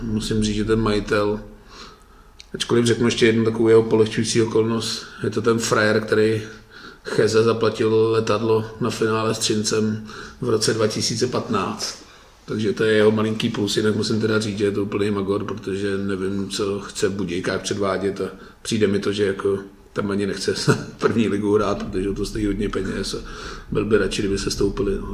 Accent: Litvínov, Ústí nad Labem Region, Czechia; Já jsem teda z Litvínů

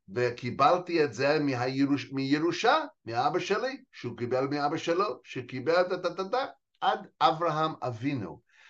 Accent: United States; Hebrew is a second language; moved away as an adult; also born or lived in New York; now in Israel; נולדתי וגדלתי, אה, בארצות הברית

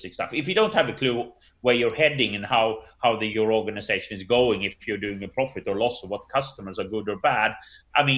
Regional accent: Sweden; I'm from Sweden

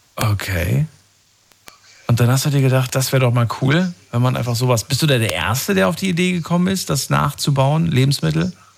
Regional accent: Baden-Baden, Baden-Württemberg, Germany; Ich komme aus Baden-Baden.

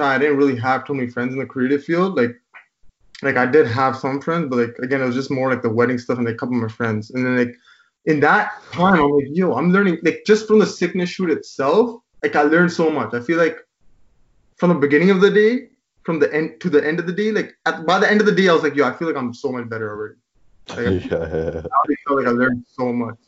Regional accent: Brampton, Ontario, Canada; we're from Brampton

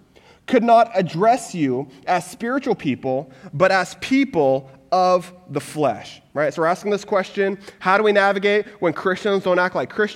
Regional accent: Texas, United States; moved away; I'm originally from Texas

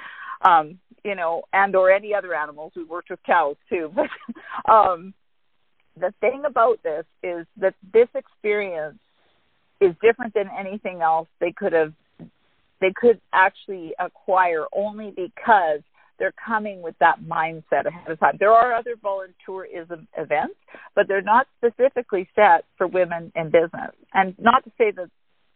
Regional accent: Canada; moved away as an adult; now in Mexico; we actually sold our house in Canada and we took up primary residence in Mexico. We are still Canadian citizens.

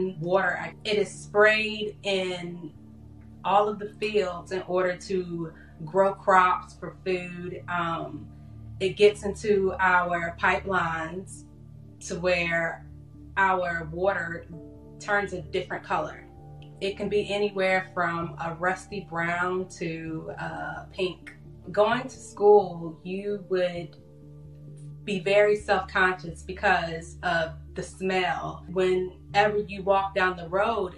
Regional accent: Duplin County, North Carolina, United States; moved away; I grew up in Duplin County, North Carolina.

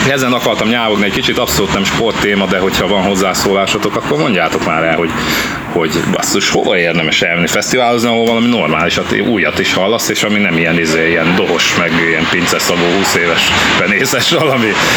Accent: Debrecen, Hajdú-Bihar, Hungary; mi debreceniek vagyunk

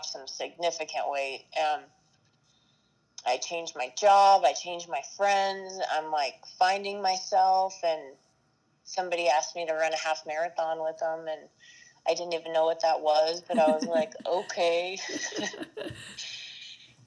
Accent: Aurora, Colorado, United States; I'm a Colorado native, and I grew up in Aurora, Colorado

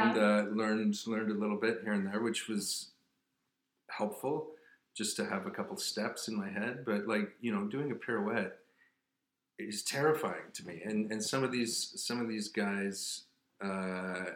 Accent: Brantford, Ontario, Canada; also born or lived in Hamilton, Ontario; I was born in Brantford, Ontario, and I grew up there and in Hamilton

